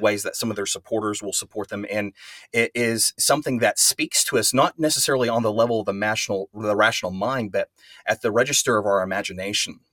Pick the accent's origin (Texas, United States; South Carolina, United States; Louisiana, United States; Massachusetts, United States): Texas, United States; West; I'm, I'm from West Texas. I live in Amarillo, Texas